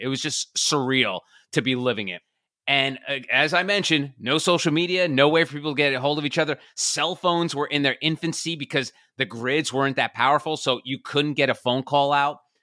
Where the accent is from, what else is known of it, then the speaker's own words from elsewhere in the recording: New Jersey, United States; now in Charleston, United States; I'm originally from the New York City area, born and raised in New Jersey, currently in Charleston, South Carolina